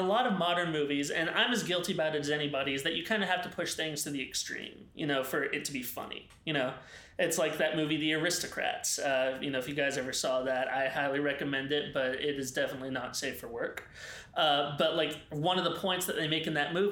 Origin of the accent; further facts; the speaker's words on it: the South, United States; we're from the South